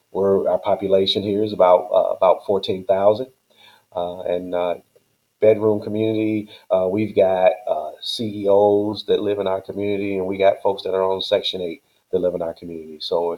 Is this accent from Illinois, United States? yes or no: yes; Chicago, Illinois, United States; I grew up, I was born in Chicago and moved to the south suburbs when I was about 9 years old, and been here ever since, and went to college in Chicago. So I've always been here in Chicago.